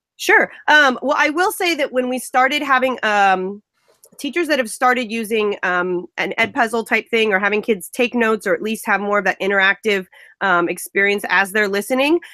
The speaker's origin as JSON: {"language": "English", "region": "Central California", "country": "United States", "said": "I am from Central California."}